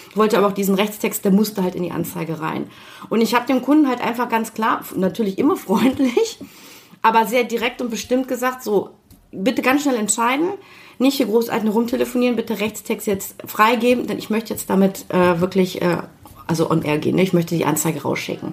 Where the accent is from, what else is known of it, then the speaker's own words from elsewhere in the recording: Düsseldorf, North Rhine-Westphalia, Germany; also born or lived in Kiel; aufgewachsen hier in Düsseldorf äh, im Studentenheim in Bilk.